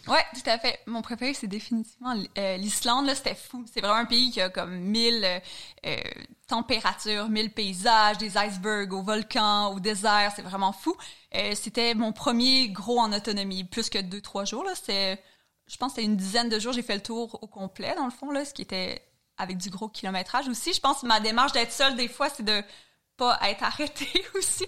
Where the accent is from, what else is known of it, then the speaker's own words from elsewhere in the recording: Chandler, Quebec, Canada; accent: Gaspé (not strong); moved away; je suis originaire de la Gaspésie, puis, euh, comme, euh, toute personne qui vient de région, j'ai quand même la chance d'avoir grandi dans la nature